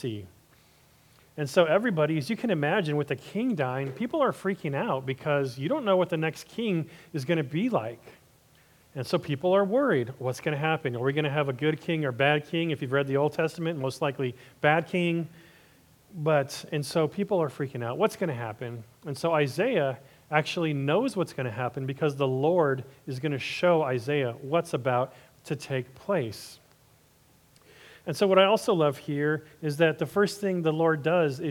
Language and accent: English; Los Angeles, California, United States; my hometown of Hollywood